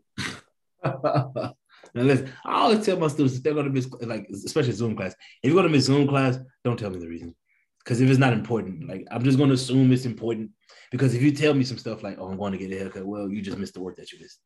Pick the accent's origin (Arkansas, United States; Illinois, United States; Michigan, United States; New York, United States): Illinois, United States; East St. Louis; moved away as an adult; also born or lived in Boston, Massachusetts; now in New Jersey, United States; I grew up in East St. Louis.